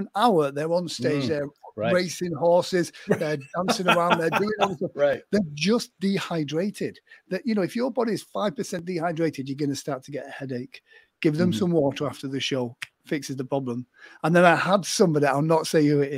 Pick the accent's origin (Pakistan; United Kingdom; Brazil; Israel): United Kingdom; England; I'm English